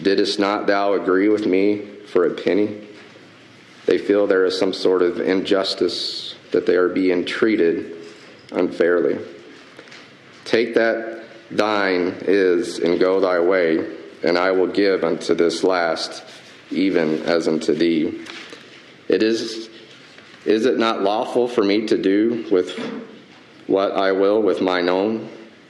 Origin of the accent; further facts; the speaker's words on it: the South, United States; I'm from the South